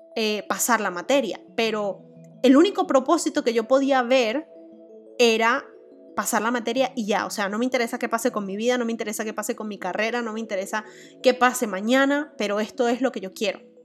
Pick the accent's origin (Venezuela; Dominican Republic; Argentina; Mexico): Venezuela; moved away; yo actualmente esté viviendo en otro país que no es mi país natal